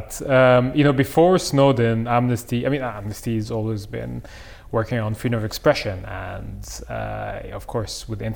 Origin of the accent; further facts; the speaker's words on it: Cairo, Cairo Governorate, Egypt; now in London, United Kingdom; I grew up in Cairo. That's where I came from.